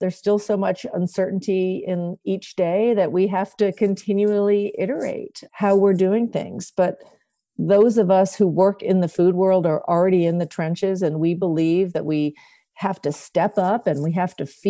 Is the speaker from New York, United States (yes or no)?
yes; New York City, New York, United States; I grew up in Manhattan